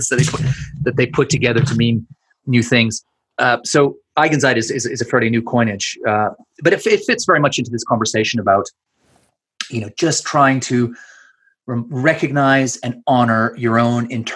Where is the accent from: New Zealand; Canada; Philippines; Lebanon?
Canada; accent: Canadian; moved away as an adult; also born or lived in Edinburgh, Scotland; now in London, United Kingdom; I was born in Scotland, Edinburgh, but we emigrated to Canada when I was just a baby. So I grew up in Canada, feel Canadian, sound Canadian